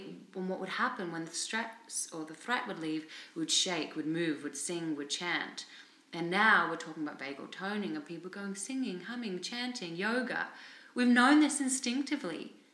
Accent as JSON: {"language": "English", "country": "Australia", "also_born_or_lived": "England / India / Thailand / Cambodia", "moved": "yes", "lives_now": "Vancouver, Canada", "said": "I'm Australian, I live in Vancouver"}